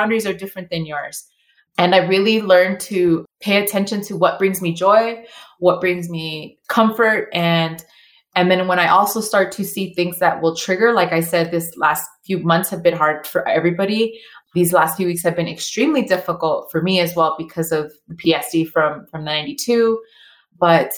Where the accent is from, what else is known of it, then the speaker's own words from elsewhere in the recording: El Salvador; I'm Latina, you know, I'm from El Salvador